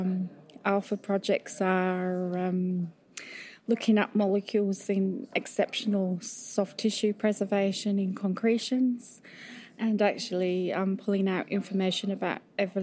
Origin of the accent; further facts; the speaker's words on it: Yorkshire Dales, Yorkshire and the Humber, United Kingdom; I grew up in Yorkshire, in the Yorkshire Dales